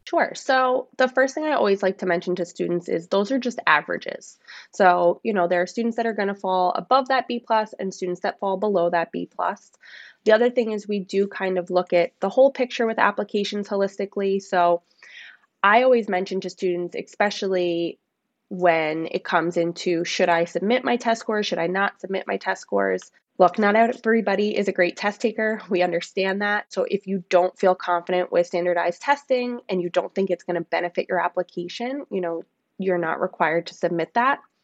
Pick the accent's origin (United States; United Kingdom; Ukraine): United States; Long Island, New York; I grew up on Long Island.